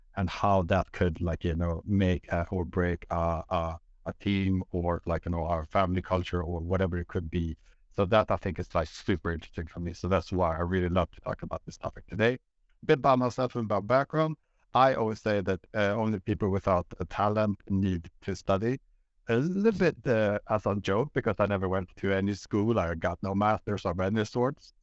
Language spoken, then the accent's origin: English; Sweden; born and raised in Sweden by two Greek parents